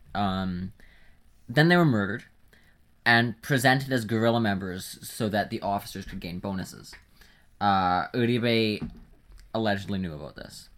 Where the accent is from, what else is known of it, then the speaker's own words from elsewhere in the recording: Canada; being a Canadian